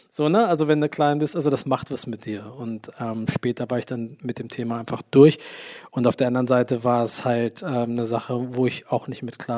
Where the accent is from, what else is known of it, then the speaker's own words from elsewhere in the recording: Lower Saxony, Germany; also born or lived in United States; now in Berlin, Germany; ich habe meine Kindheit in Deutschland verbracht, in, bei Hannover